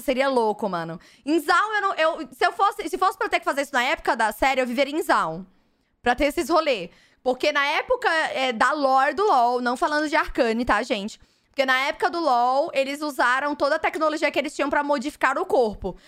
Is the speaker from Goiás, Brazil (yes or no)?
no; Fortaleza, Ceará, Brazil; now in São Paulo, Brazil; eu venho de Fortaleza.